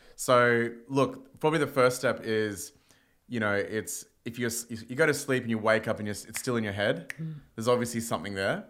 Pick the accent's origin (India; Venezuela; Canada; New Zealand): India; now in Australia; I'm Indian